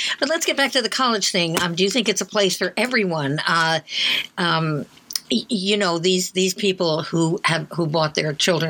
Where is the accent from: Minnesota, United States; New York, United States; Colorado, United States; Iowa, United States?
New York, United States; New York City; I was born on Staten Island in 1938.